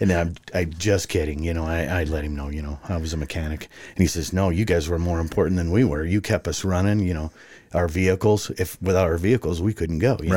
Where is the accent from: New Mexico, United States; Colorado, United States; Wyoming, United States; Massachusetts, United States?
New Mexico, United States; Farmington; moved away as an adult; now in Arizona, United States; I was born and raised in Farmington, New Mexico